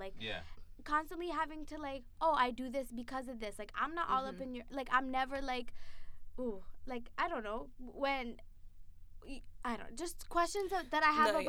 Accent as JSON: {"language": "English", "town": "Marion", "region": "Massachusetts", "country": "United States", "tie": "born or raised there", "said": "me and my friend Sophia made up the entire population of black people in Marion, Massachusetts."}